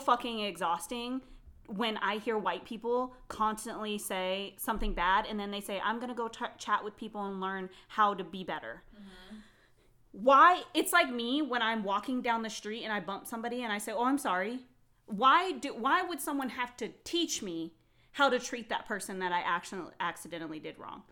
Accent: Phoenix, Arizona, United States; I was raised in Phoenix, which is a big city, very diverse

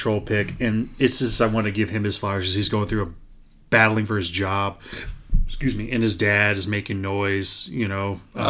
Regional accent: American Midwest, United States; accent: American Midwest; I generally talk with my American Midwest accent I have.

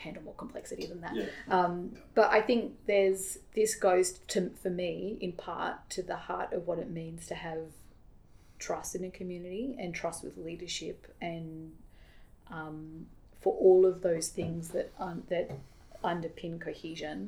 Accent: Australia; also born or lived in United States; as an Aussie living in the States

